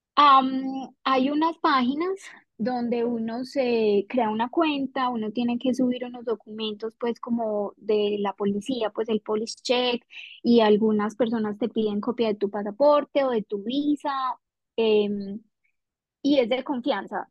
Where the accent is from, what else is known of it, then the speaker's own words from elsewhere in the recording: Colombia; moved away as an adult; also born or lived in Darwin; now in Perth, Australia; en Colombia, pues en la vida que teníamos allá